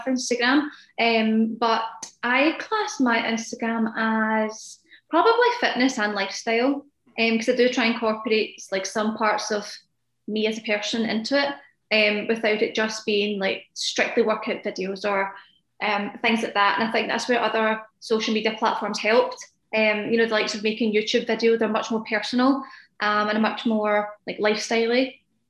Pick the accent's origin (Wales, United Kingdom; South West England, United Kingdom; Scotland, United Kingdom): Scotland, United Kingdom; I live in Scotland, which is in the UK for those that don't know